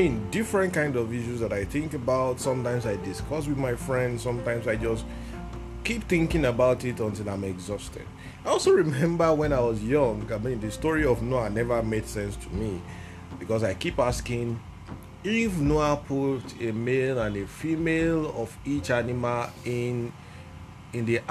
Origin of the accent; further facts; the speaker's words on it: Ogun State, Nigeria; I am from Ogun State, Nigeria